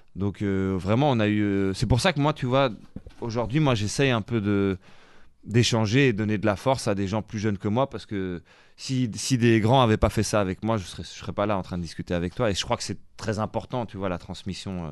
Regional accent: Charleroi, Wallonia, Belgium; j'ai grandi quasi en Italie, à Charleroi.

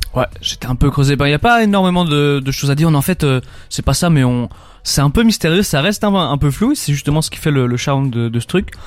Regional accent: Belgium; on est belge.

